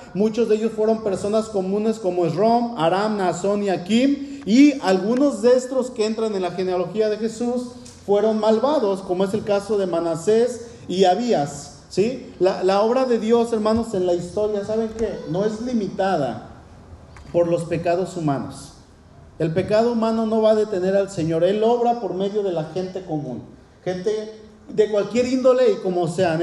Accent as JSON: {"language": "Spanish", "region": "Mexico City", "country": "Mexico", "said": "soy, soy de aquí, de la Ciudad de México y soy, bueno, soy mexicano"}